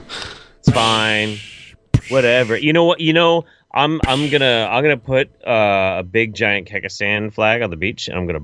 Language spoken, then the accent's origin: English; United States; as an American